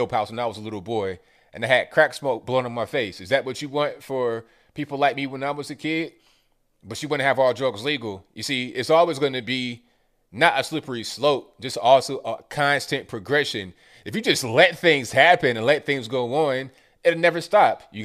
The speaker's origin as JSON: {"language": "English", "region": "West Virginia", "country": "United States", "tie": "born or raised there", "moved": "yes", "said": "I was born in West Virginia. I got a lot of family up there"}